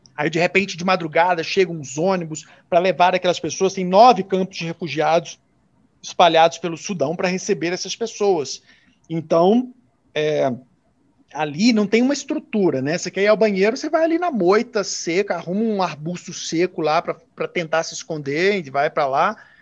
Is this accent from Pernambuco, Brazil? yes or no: no; interior of Minas Gerais, Brazil; moved away as an adult; now in South Africa; eu sou do interior de Minas